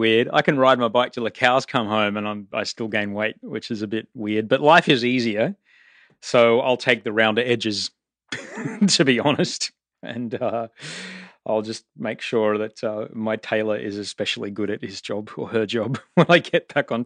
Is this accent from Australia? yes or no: yes; Australia; I'm Australian. I live between Venice Beach and Bondi Beach